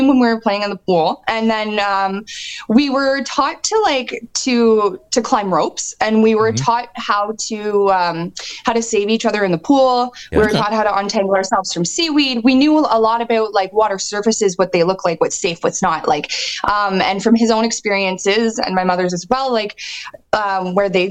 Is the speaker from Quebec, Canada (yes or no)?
no; Ontario, Canada; also born or lived in the Maritimes; I am from the Maritimes, but I grew up in Ontario